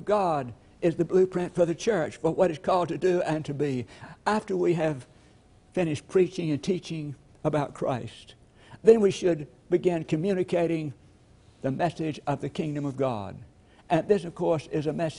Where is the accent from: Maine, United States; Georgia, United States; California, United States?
Georgia, United States; LaGrange; I'm from LaGrange, Georgia, and I remember a little lady in our hometown